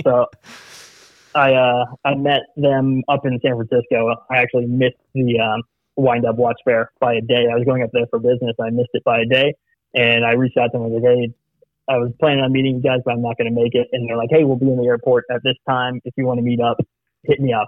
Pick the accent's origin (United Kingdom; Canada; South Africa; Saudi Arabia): Saudi Arabia; moved away; I, was actually born and raised in Saudi Arabia